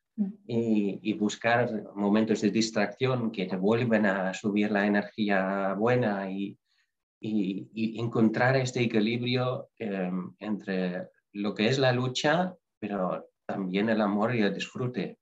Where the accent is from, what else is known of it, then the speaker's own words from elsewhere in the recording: Netherlands; moved away; yo soy holandés